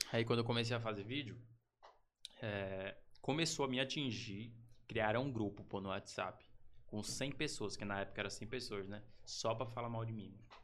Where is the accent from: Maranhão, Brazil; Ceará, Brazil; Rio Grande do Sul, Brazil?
Maranhão, Brazil; Chapadinha; Nasci, cara, em Chapadinha, Maranhão